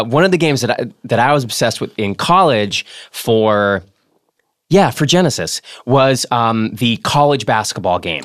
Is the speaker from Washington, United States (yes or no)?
no; Boston, Massachusetts, United States; accent: Boston; I'm from Boston